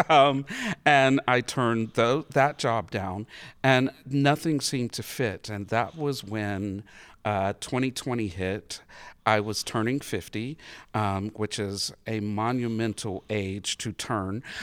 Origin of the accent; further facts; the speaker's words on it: Harmony, North Carolina, United States; also born or lived in Statesville, North Carolina; growing up in Statesville, um, actually Harmony, North Carolina